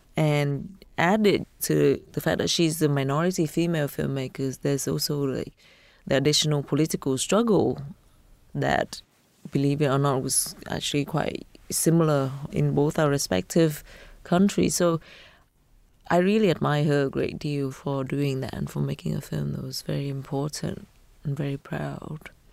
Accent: Vietnam; growing up in Vietnam

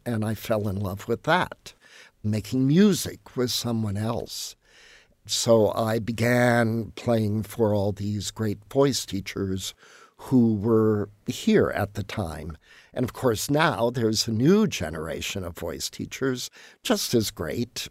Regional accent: La Porte, Indiana, United States; We had a very lively musical community in my hometown. The community concert series was very active. The Indianapolis Symphony came, I think, every other year. I heard many great artists play in LaPorte

